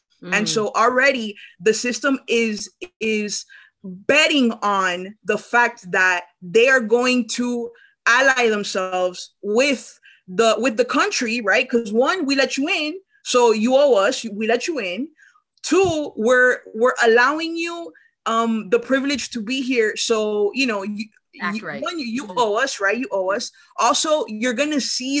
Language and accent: English; Nicaragua; now in United States; I'm from Nicaragua.